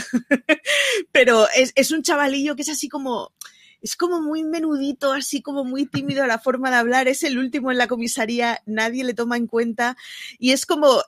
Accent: Barcelona, Catalonia, Spain; como barcelonesa que siempre es representada por una sagrada familia

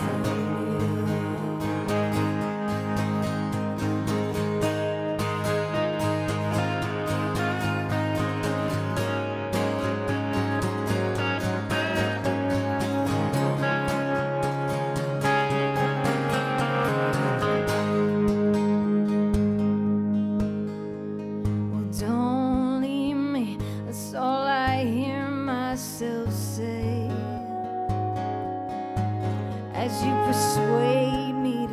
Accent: Stoughton, Massachusetts, United States; my hometown, Stoughton, Massachusetts, where I still live. I went to elementary school at the same elementary schools that my husband went

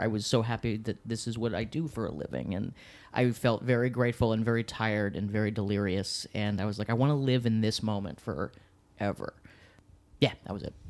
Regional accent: Washington, District of Columbia, United States; now in New York City, United States; I'm from the great city of Washington, D.C., which is the nation's capital

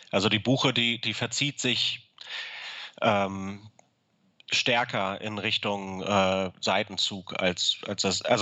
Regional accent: Hamburg, Germany; Ich komme aus Hamburg und ähm, habe meine Familie in Hamburg und habe die Ausbildung in Aachen gemacht.

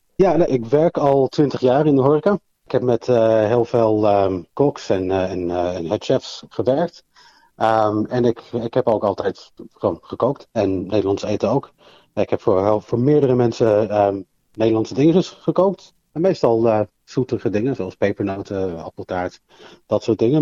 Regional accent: London, United Kingdom; also born or lived in Amsterdam, Netherlands; now in Australia; heeft eh, mij en mijn twee zussen meegenomen naar Londen. En ben ik in Londen opgegroeid.

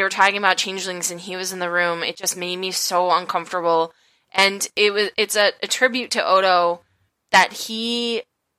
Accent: United States

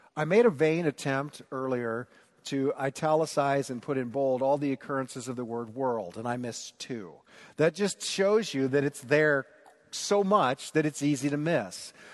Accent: Newton, Iowa, United States; moved away; at Perkins in Newton, Iowa

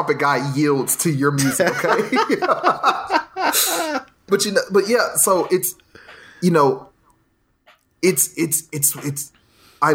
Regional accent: Nashville, Tennessee, United States; I was born and raised here in Nashville

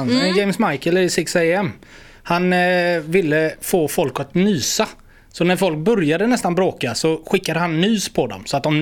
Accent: Gothenburg, Västra Götaland, Sweden; fotbollsplanen som låg vid Vätterskolan där vi växte upp

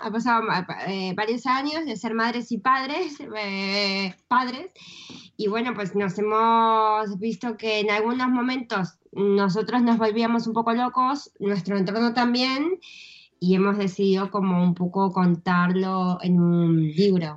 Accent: Argentina; also born or lived in Madrid; now in Spain

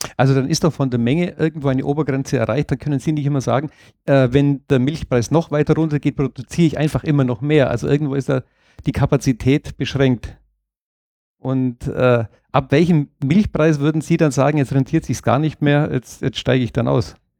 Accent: Allgäu, Germany; bei uns im Allgäu

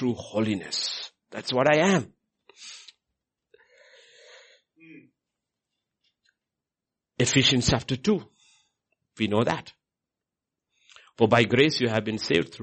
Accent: India; moved away as an adult; I'm Indian

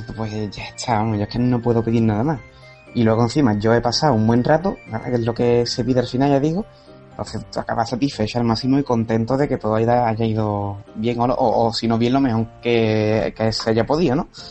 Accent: Cádiz, Andalusia, Spain; Yo soy de Cádiz

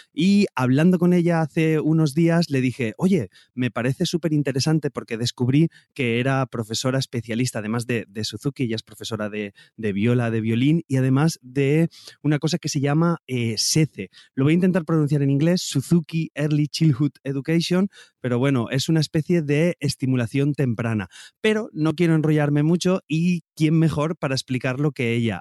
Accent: Valencia, Valencian Community, Spain; yo soy de Valencia

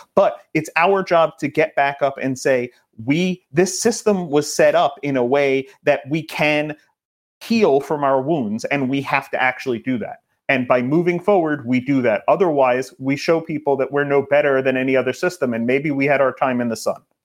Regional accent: New York, United States; I'm a New Yorker

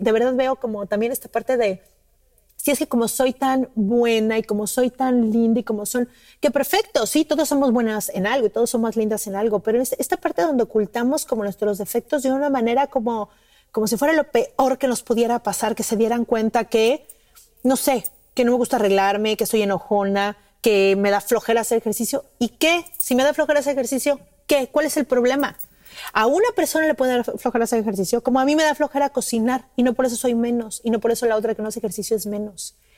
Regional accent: Mexico City, Mexico; now in Cancún, Mexico; Yo vivo en Cancún y, y, soy de México, mi familia vive en México

